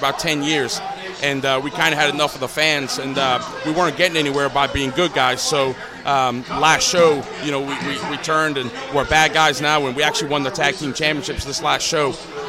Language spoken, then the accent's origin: English; Newcastle upon Tyne, North East England, United Kingdom; moved away as an adult; I was born and raised in Newcastle, and then it's funny because I lost my accent about 3 months after Sean and I moved here.